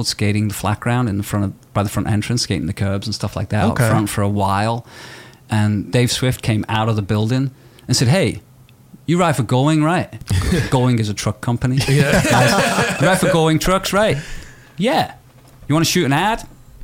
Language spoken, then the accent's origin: English; Liverpool, North West England, United Kingdom; moved away; I grew up in Liverpool